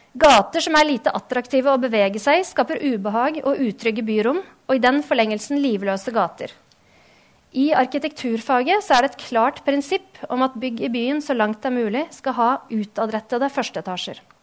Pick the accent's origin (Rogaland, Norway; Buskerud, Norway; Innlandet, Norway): Buskerud, Norway; Drammen; moved away as an adult; also born or lived in Denmark / Oslo; født og oppvokst her i Drammen